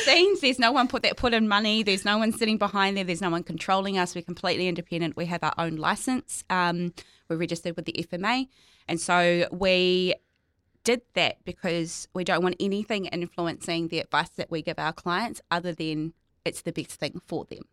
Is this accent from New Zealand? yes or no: yes; North Island, New Zealand; now in Christchurch, New Zealand; I'm from the North Island